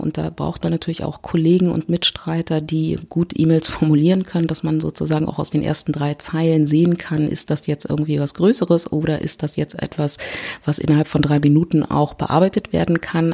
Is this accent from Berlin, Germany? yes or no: yes; Berlin, Germany; ich komme aus Berlin